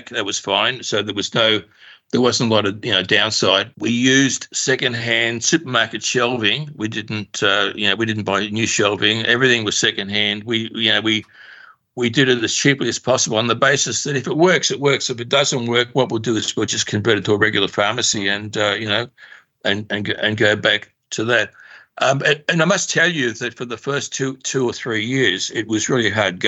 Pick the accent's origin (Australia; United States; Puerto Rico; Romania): Australia; also born or lived in Russia / Paris; We came to Australia when I was 2 years old, penniless.